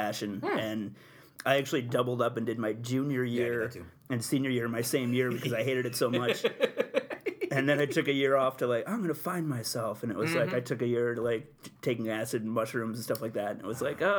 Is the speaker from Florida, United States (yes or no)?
no; Utica, New York, United States; I grew up in South Utica